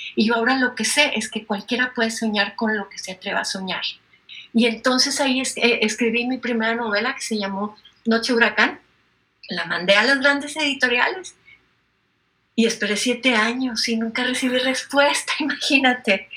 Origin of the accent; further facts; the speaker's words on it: Monterrey, Nuevo León, Mexico; soy de Monterrey, México, y entonces esta ciudad es industrial, está en el noreste